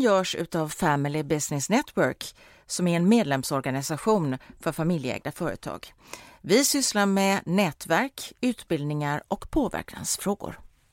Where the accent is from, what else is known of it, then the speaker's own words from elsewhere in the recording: Gothenburg, Västra Götaland, Sweden; vi är ju göteborgare